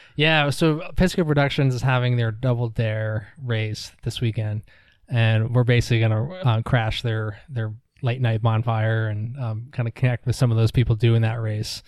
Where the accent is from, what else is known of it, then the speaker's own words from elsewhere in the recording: New York, United States; moved away as an adult; also born or lived in Durham, North Carolina; now in Asheville, United States; I grew up in New York